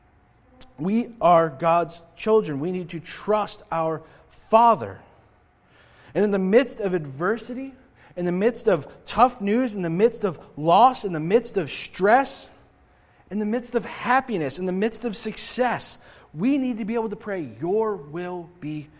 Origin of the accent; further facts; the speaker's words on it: United States